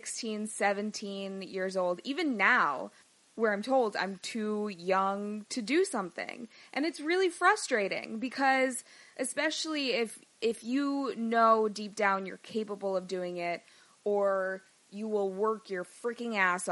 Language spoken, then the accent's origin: English; Chicago, Illinois, United States; moved away; I grew up in Chicago, spent the majority of my life there